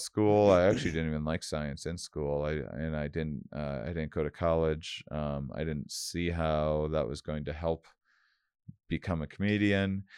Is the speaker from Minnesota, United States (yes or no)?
no; Wisconsin, United States; moved away as an adult; also born or lived in Boston; I'm from Wisconsin originally. I started, I moved to Boston